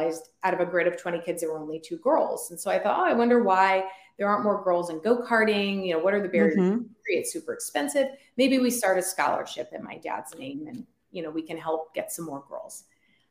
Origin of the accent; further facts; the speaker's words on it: Northern California, United States; also born or lived in Silicon Valley; I grew up in California, Northern California